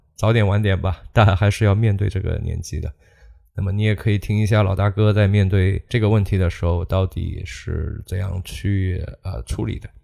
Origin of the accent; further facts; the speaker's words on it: China; 我们中国人